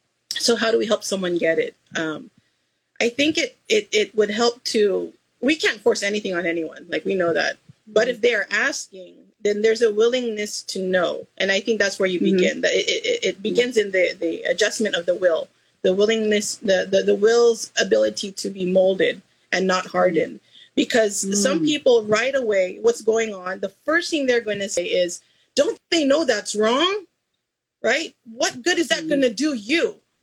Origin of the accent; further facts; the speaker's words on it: Cordillera Administrative Region, Philippines; if you look at the indigenous people of the Philippines, we're Igorots